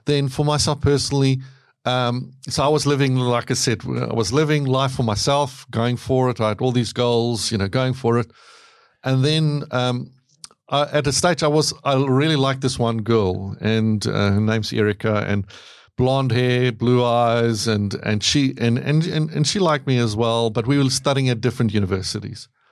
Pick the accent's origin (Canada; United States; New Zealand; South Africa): South Africa; moved away; I grew up in South Africa.